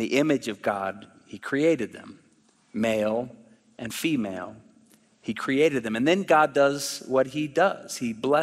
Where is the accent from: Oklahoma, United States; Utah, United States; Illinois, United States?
Oklahoma, United States; moved away; I'm from Oklahoma originally